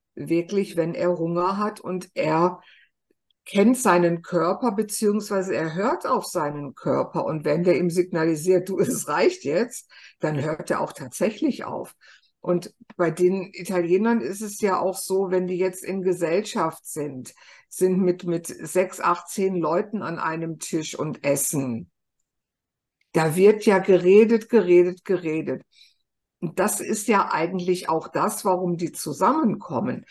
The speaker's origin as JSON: {"language": "German", "country": "Germany", "said": "Bei uns in Deutschland"}